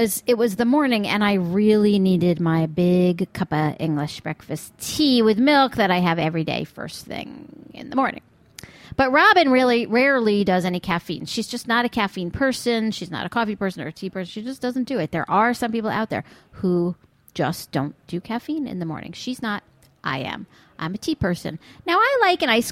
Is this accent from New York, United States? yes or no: yes; New York, United States; I'm from New York and I've lived here my whole life